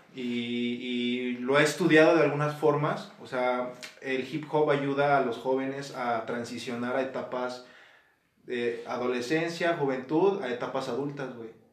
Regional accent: Guanajuato, Mexico; aquí también de Guanajuato Capital

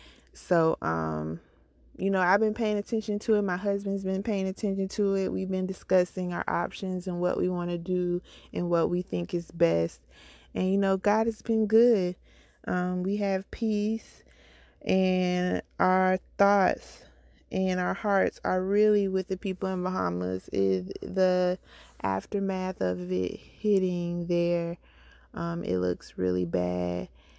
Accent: Jacksonville, Florida, United States; also born or lived in Orange Park / Miami; I'm a Floridian. I am from Jacksonville, Florida. I'm born in Orange Park, Florida. Grew up in Jacksonville, Florida. And right now I reside in Port Orange, Florida. So I've been in Florida my entire life.

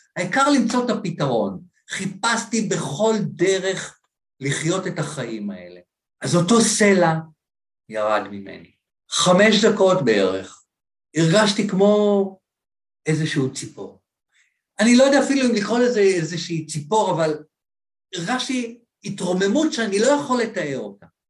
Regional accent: Ramat Gan, Tel Aviv District, Israel; לשדרה שהייתי גר שם ברחוב ברמת גן

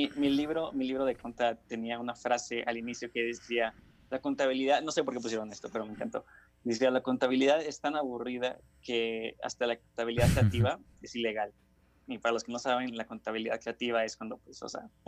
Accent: Nuevo León, Mexico; born there; also born or lived in Honduras / Toluca; Sí, nací en México, en Nuevo León, pero, este, digamos, solo estuve ahí como tres meses en lo que mis papás iban de vuelta a Honduras.

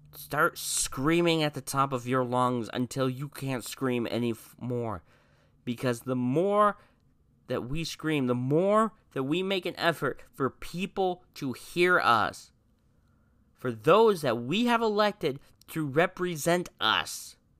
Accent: United States; we have the right as American citizens

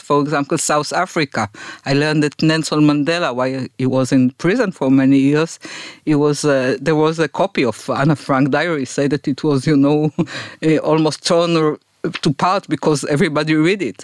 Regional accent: Afula, Northern District, Israel; I was born in Afula

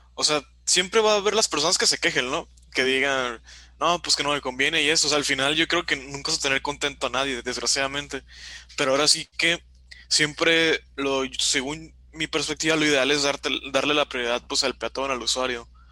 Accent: Baja California Sur, Mexico; yo soy de la Baja California

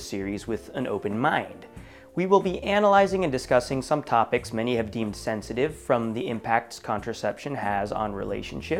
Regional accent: Oregon, United States; my home state of Oregon

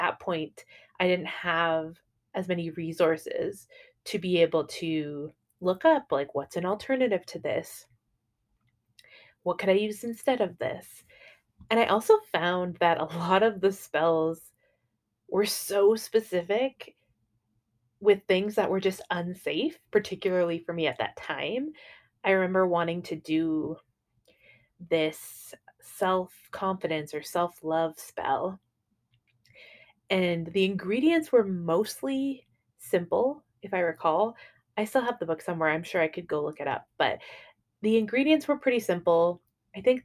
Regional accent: Canada; also born or lived in Dublin, Ireland; I was baptized in Dublin, and then I was raised in Canada.

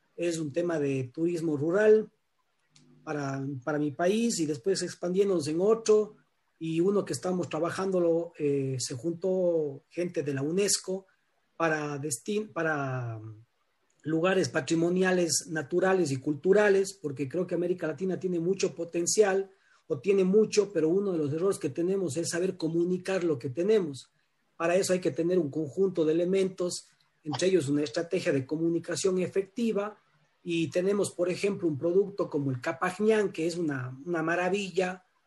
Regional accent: Cuenca, Azuay, Ecuador; soy de Ecuador, de la ciudad de Cuenca

